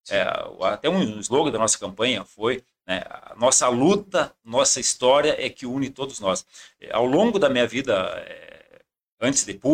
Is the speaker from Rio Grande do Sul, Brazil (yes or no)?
yes; Rosário do Sul, Rio Grande do Sul, Brazil; born there; na verdade, eu nasci em Rosário do Sul, porque o meu pai, meu finado pai, tinha uma chácara de cuidar armada